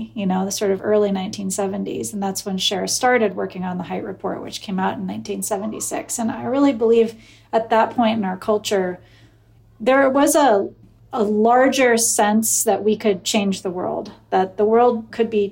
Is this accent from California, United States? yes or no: no; Eugene, Oregon, United States; I grew up in Eugene, Oregon